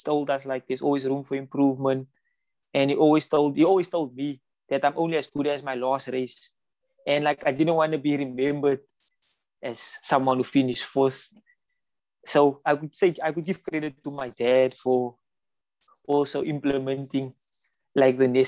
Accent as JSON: {"language": "English", "town": "Cape Town", "region": "Western Cape", "country": "South Africa", "said": "we come from Mitchell's Plain."}